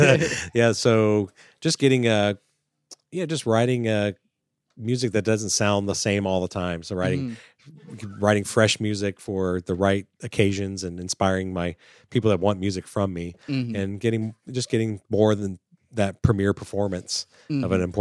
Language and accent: English; Florida, United States; I grew up in Florida